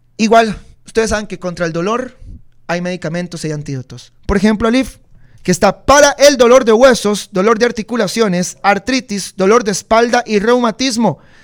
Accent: Costa Rica; Como buen tico

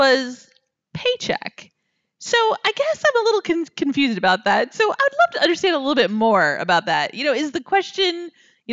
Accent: Iowa, United States; moved away; also born or lived in California / New York; I'm born in Iowa

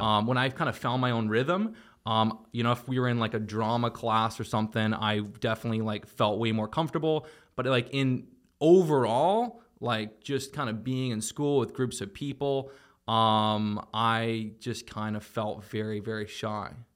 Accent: Toronto, Ontario, Canada; moved away; also born or lived in Miami; I was from Toronto and I just, you know, most of my childhood memories were playing sports and video games

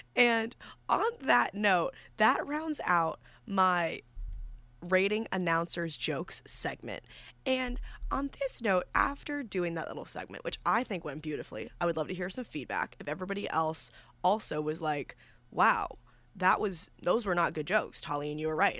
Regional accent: New York, United States; moved away as an adult; now in Villanova, United States; I'm from New York

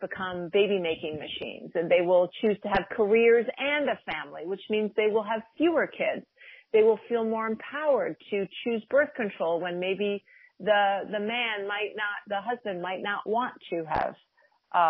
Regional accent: Cornwall, Connecticut, United States; also born or lived in New York City; I grew up in a small town of Cornwall, Connecticut. There were 1,200 people. That's where I spent, you know, basically most of my youth. I was born in New York City, but I spent most of my youth in Connecticut.

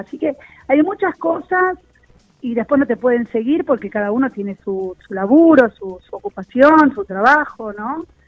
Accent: Buenos Aires, Argentina; yo nací acá en Villurquiza

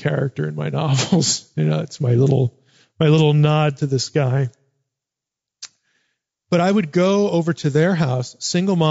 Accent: United States; Growing up in America.

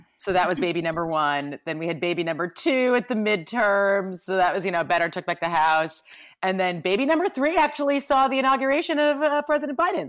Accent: New York, United States; we're from New York

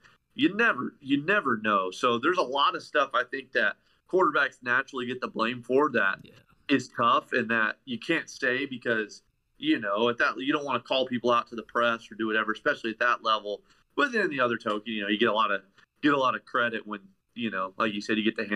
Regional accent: Tennessee, United States; moved away as an adult; now in Ohio, United States; I'm originally from Tennessee, but I went to college in Ohio.

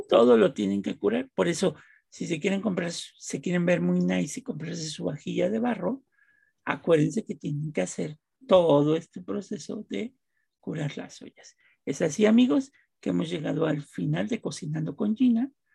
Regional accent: Mexico; Los que somos mexicanos

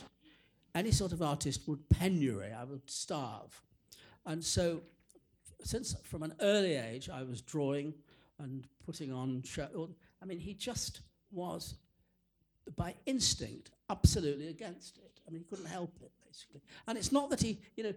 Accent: England, United Kingdom; growing up in that particular world, which was not only provincial, bourgeois, suburban, but also a Jewish world

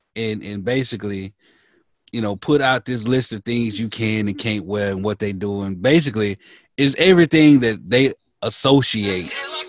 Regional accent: Mississippi, United States; born or raised there

